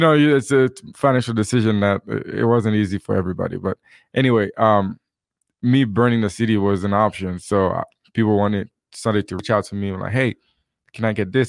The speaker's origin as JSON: {"language": "English", "country": "Haiti", "tie": "born or raised there", "moved": "yes", "lives_now": "Utah, United States", "said": "where I grew up in Haiti, uh, music and dancing is a big part of our culture"}